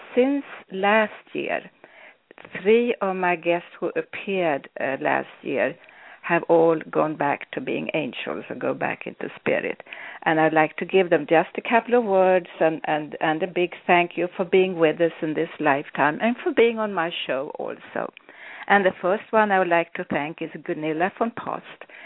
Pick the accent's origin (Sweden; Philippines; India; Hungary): Sweden; I was born in Sweden